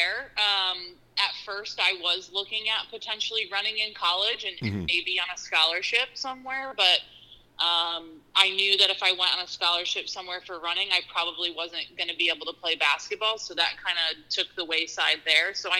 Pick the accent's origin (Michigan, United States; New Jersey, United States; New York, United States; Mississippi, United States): New York, United States; Schenectady; born and raised in the Schenectady area. So local to the Capital District here in upstate New York